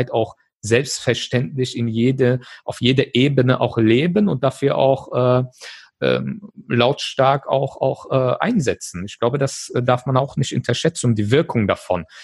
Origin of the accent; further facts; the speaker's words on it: Germany; Ich bin in Deutschland geboren, aufgewachsen.